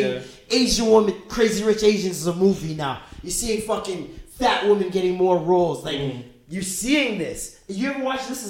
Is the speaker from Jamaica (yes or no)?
yes; Jamaica; You can't name one person in your family that doesn't have a problematic view on women. We're Jamaican.